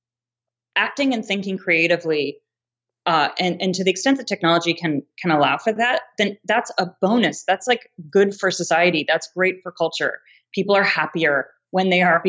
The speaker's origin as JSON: {"language": "English", "region": "East Coast", "country": "United States", "tie": "born or raised there", "also_born_or_lived": "New York", "moved": "as an adult", "lives_now": "Los Angeles, United States", "said": "I grew up on the East Coast"}